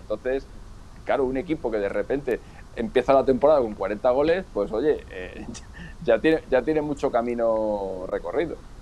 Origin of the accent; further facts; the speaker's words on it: Badajoz, Extremadura, Spain; yo que soy de Badajoz vivo a seis minutos de Portugal